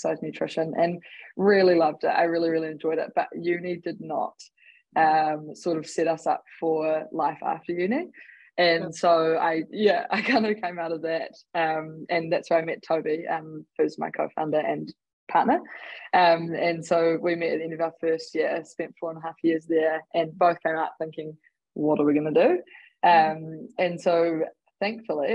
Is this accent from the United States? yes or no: no; Warkworth, Auckland, New Zealand; moved away as an adult; also born or lived in Dunedin; now in Christchurch, New Zealand; I hail originally from Warkworth, which is just north of Auckland. Sort of grew up rurally with my family.